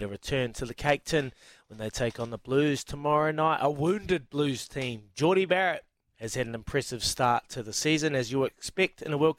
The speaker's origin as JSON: {"language": "English", "country": "Fiji", "tie": "born or raised there", "said": "That reminds me, growing up in Fiji, watching my favourite player, Viliami Satala, playing for Vomo."}